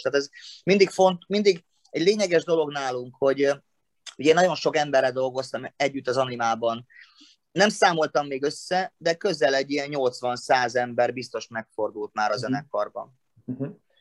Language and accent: Hungarian; Szombathely, Vas, Hungary; now in Martonvásár, Hungary; ahol születtem szombathelyen